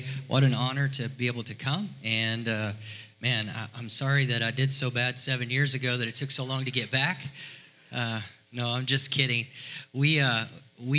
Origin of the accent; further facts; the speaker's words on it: Texarkana, United States; moved away as an adult; now in Africa; I grew up in Texarkana. I'm from Texarkana.